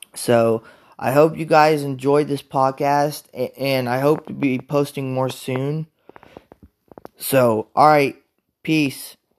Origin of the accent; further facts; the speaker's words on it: Topeka, Kansas, United States; I'm from Topeka, Kansas. Um, grew up in Topeka